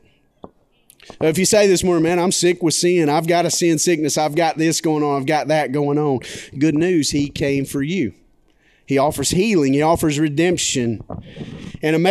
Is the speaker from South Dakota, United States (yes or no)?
no; McCall, Alabama, United States; now in Birmingham, United States; I grew up in McCall, Alabama